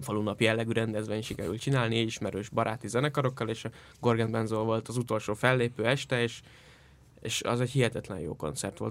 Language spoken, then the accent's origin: Hungarian; Iszkaszentgyörgy, Fejér, Hungary; az Iszka Szentgyörgyön történt, az én szülőfalumban.